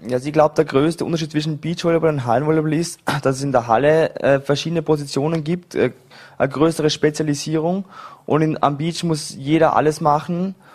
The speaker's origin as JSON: {"language": "German", "region": "Vorarlberg", "country": "Austria", "tie": "born or raised there", "moved": "yes", "said": "Ich bin in Dormingen geboren, äh, habe ewig lang Volleyball gespielt in Vorarlberg, bis ich 18 war"}